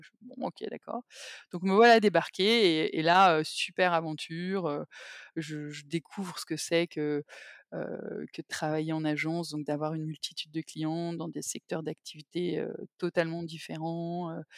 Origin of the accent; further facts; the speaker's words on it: Paris, Île-de-France, France; also born or lived in England; je suis parisienne, j'ai, fait mes études à Paris